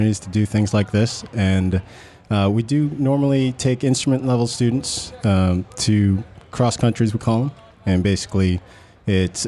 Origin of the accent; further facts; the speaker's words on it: Long Island, New York, United States; I grew up on Long Island